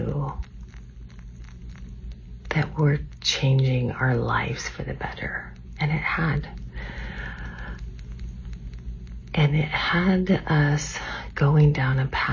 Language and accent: English; California, United States; moved away as an adult; now in Washington State, United States; We grew up in California